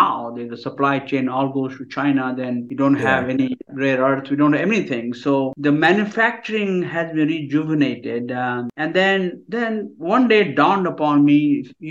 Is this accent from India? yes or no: yes; India; moved away as an adult; now in United States; I'm from India originally. I did my bachelor's and master's in India